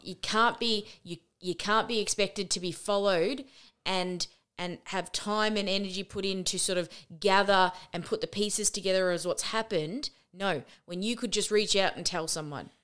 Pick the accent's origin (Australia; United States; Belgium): Australia; we are Australian.